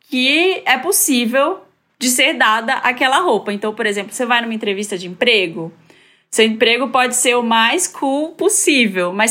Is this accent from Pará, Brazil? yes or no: yes; Belém, Pará, Brazil